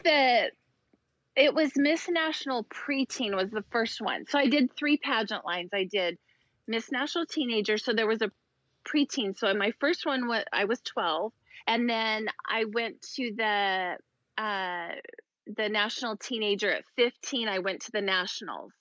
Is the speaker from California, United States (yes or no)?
no; Idaho, United States; I grew up in Idaho, so it wasn't a huge pageant state